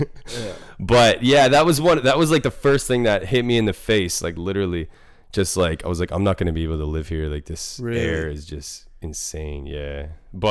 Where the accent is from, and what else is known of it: Dartmouth, Nova Scotia, Canada; born or raised there; moved away; also born or lived in South Korea